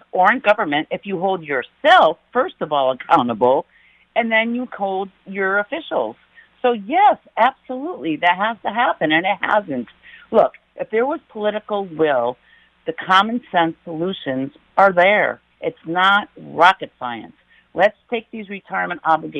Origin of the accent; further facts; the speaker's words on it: East Hartford, Connecticut, United States; I'm from East Hartford, Connecticut.